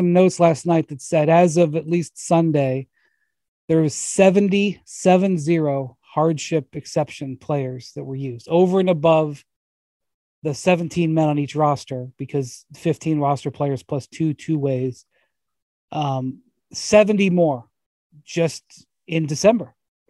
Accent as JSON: {"language": "English", "town": "Cleveland", "region": "Ohio", "country": "United States", "said": "which I'm from Cleveland"}